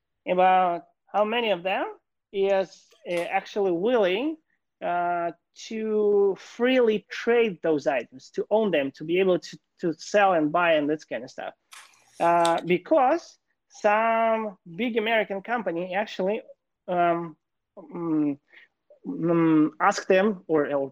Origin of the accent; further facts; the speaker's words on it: Kyiv, Ukraine; moved away as an adult; now in Los Angeles, United States; I was born and raised in Kyiv, Ukraine.